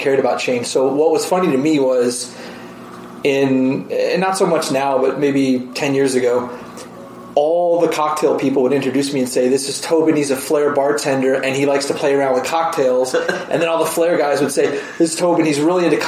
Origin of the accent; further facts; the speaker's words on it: Rochester, New York, United States; moved away as an adult; also born or lived in Oswego, New York / Syracuse, New York / Manhattan, New York / Washington, D.C.; now in Las Vegas, United States; Rochester, which is my hometown